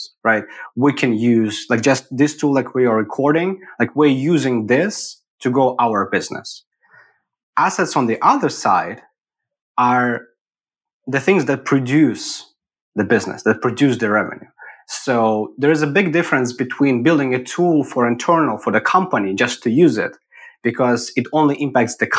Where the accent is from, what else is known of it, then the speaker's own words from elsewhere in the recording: Eastern Ukraine, Ukraine; moved away as an adult; also born or lived in Kyiv, Ukraine; now in Austin, United States; Born and raised in Ukraine, in the eastern part of it